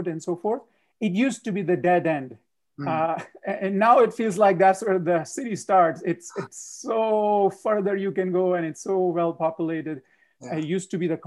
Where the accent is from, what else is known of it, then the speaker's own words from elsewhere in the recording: Punjab, India; now in United States; I am born and raised in India, a state called Punjab